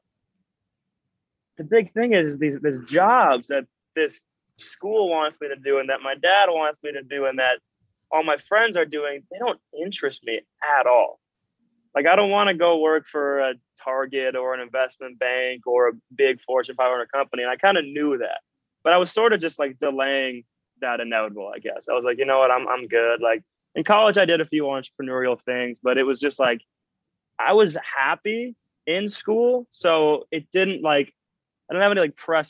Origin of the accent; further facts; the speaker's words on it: Minnesota, United States; I'm from Minnesota, so it is not an extremely entrepreneurial dreamer sort of culture